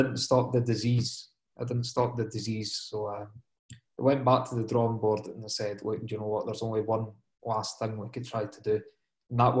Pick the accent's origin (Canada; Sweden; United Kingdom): United Kingdom; Dundee, Scotland; I'm from Dundee in Scotland myself